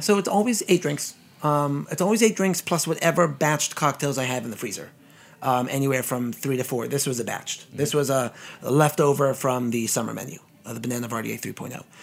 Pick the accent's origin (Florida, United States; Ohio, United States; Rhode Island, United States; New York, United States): New York, United States; New York City; I'm a native Brooklynite, born and bred in Flatbush